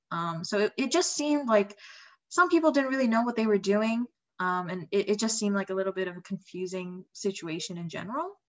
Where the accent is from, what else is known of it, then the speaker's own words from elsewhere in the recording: Indonesia; moved away; I'm from Indonesia originally